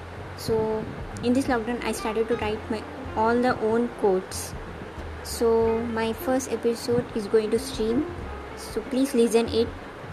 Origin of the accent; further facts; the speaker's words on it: India; age just 14 years old, and I'm from India.